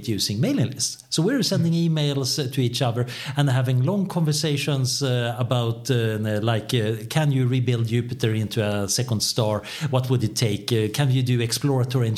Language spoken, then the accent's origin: English; Sweden; I am from Sweden